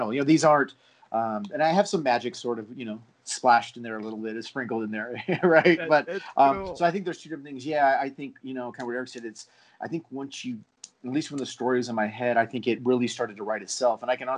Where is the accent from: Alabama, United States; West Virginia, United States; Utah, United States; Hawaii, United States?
Hawaii, United States; Honolulu; born there; So Hanu is literally, so I was born in Hawaii. I was born in Honolulu. The time my dad was in the Navy, and we moved around a lot.